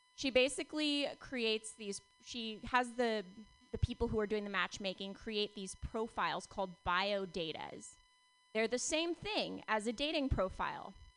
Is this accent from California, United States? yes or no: yes; Palo Alto, California, United States; growing up in Palo Alto